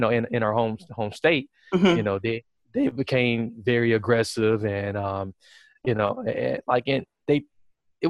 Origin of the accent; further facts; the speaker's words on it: Wisconsin, United States; I was in the Army National Guard here in my home state of Wisconsin